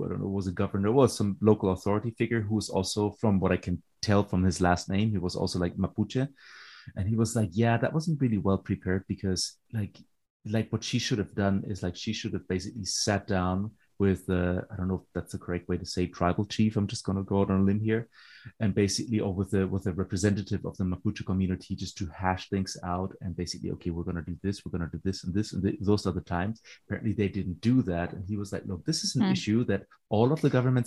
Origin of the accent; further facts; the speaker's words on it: East Germany, Germany; English is a second language; I'm from East Germany. Like, we have been waiting for some proper integration for the last 30 years.